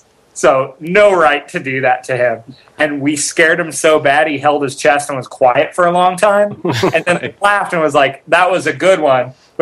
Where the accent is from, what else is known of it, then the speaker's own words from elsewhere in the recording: Bakersfield, California, United States; moved away; Yeah, I grew up in Bakersfield, California.